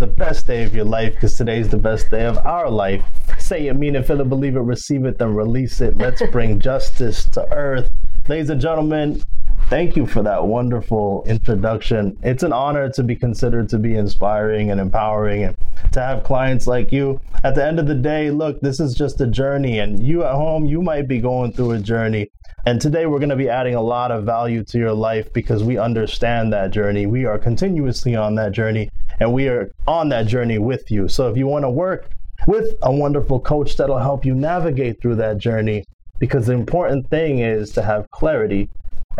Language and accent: English; Philippines; first language Filipino; English is a second language; moved away; also born or lived in Dallas, Texas / Brooklyn, New York / Houston; So I'm Filipino. I was raised in the Philippines. I speak Filipino. I was born in Dallas, Texas.